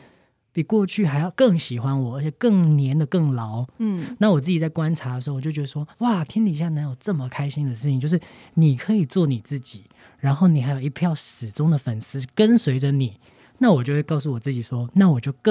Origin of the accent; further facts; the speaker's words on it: Chiayi, Taiwan; 因为我是嘉义人